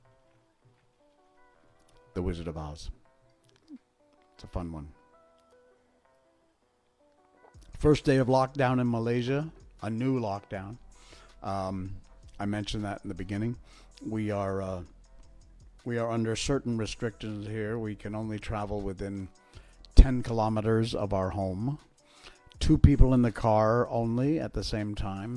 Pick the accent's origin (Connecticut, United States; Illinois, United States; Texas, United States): Connecticut, United States; Cornwall; I was born and raised in Cornwall, Connecticut, which is in the northwest corner.